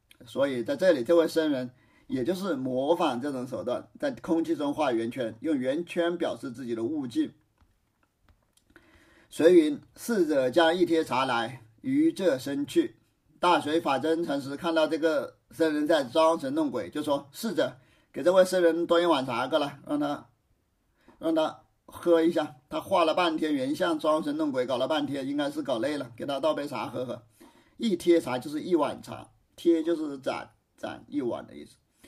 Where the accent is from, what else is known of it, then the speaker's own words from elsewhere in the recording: China; 在我们中国，打辩论赛失败了，只是让他自己去反思，自领出去，就是自己收回自己的话，意思就是还是我们中国人文明呐。